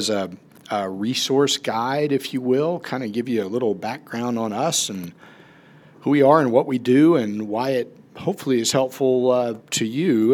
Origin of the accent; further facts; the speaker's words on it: Charleston, United States; moved away as an adult; also born or lived in Atlanta, Georgia; I grew up in Charleston